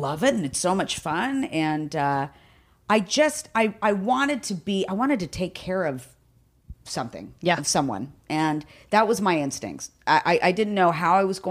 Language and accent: English; Downey, California, United States; I might be from L.A., but I was born and raised in Downey.